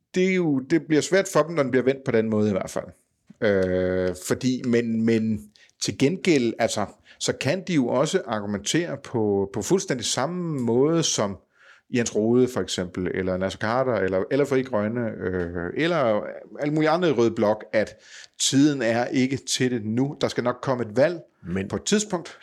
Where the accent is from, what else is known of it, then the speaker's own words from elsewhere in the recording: Funen, Southern Denmark, Denmark; Fynboer som mig